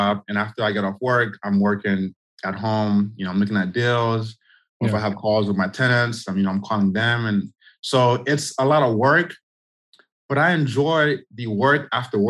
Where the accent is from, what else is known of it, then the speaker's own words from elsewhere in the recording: Haiti; now in Orlando, United States; I grew up, I'm from the Caribbean, I'm from Haiti